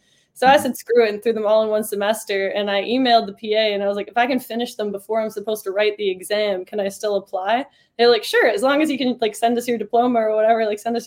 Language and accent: English; Newfoundland and Labrador, Canada; moved away as an adult; also born or lived in Toronto; So I grew up playing. I played like as high of a level as you could where I was from. I'm from Newfoundland in Canada